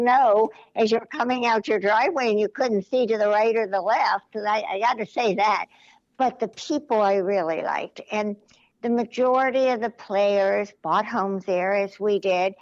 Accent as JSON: {"language": "English", "town": "Cincinnati", "region": "Ohio", "country": "United States", "also_born_or_lived": "Green Bay, Wisconsin", "moved": "as an adult", "said": "I'm from Cincinnati"}